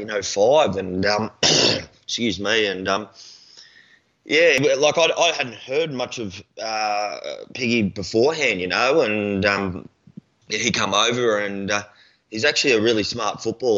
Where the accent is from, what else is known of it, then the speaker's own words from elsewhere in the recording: Gold Coast, Queensland, Australia; moved away as an adult; also born or lived in Brisbane / Ipswich; now in Melbourne, Australia; I was born in South Brizzy, mate, and then moved out to Ipswich for a few years, and then me and the old girl moved down to the coast when I was about 5 or 6. So, yeah, Goldie's home, mate